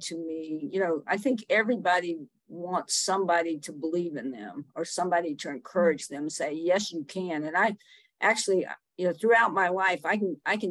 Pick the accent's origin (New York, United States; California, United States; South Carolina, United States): South Carolina, United States; Summerville; moved away as an adult; now in Asheville, United States; I grew up in Somerville, South Carolina